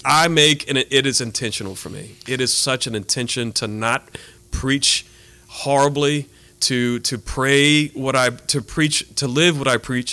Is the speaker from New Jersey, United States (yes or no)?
no; Abbeville, Louisiana, United States; also born or lived in Colorado; now in Lafayette, United States; I am from Abbeville